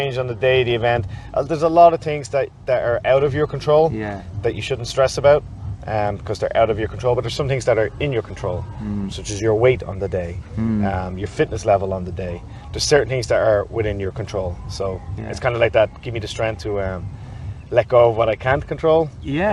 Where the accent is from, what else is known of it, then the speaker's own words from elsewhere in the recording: Dublin, Leinster, Ireland; now in Saggart, Ireland; I grew up in Rathfarnham, then I spent my 20s and 30s living pretty much city centre